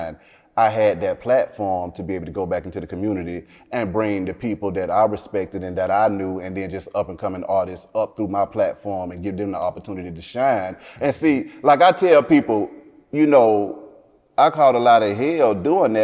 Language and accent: English; Atlanta, Georgia, United States; I grew up on the West Side, up and down from Bankhead to MLK, to Cascade, to Camden Road